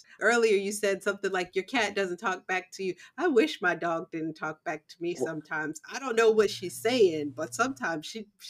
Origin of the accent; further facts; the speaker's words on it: the North, United States; I grew up in the North. However, I do know that I also have Black culture defined roles. And even my father's family coming from the South, some of that is ingrained in me as well.